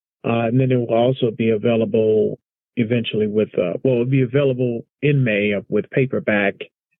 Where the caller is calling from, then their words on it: Alexandria, Virginia, United States; Tonight calling from Alexandria, Virginia.